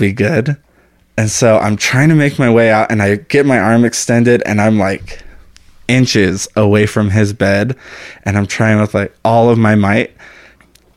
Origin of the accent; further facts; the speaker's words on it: El Paso, Texas, United States; moved away; also born or lived in Austin, Texas; I'm from El Paso